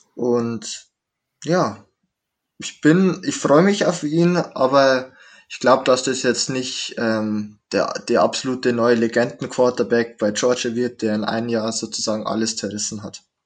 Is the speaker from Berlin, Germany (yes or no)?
no; Straubing, Bavaria, Germany; in der Stadt, wo ich herkomme, Straubing